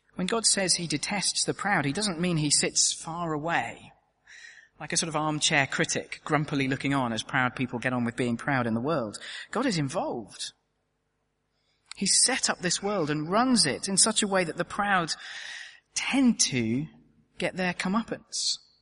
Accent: United Kingdom; as a Brit

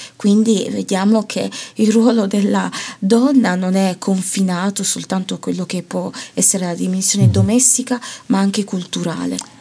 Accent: Italy; io sono una finta ganese nel senso che di mm. origine, mm. ma poi eh, sono cresciuta e ho vissuto tutta la mia vita in Italia

